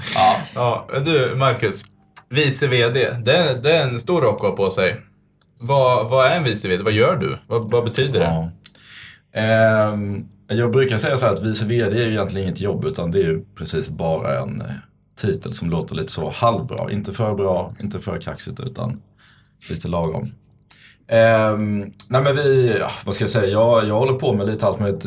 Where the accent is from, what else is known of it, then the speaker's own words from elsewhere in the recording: Vinslöv, Skåne, Sweden; moved away; född och uppvuxen i Vinslöv, en liten håla nere i Skåne, utanför Kristianstad.